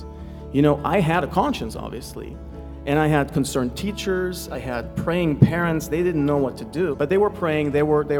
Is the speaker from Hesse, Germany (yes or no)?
yes; close to Frankfurt, Hesse, Germany; moved away as an adult; I grew up in Germany. I moved here 6 years ago with my wife and two kids at the time.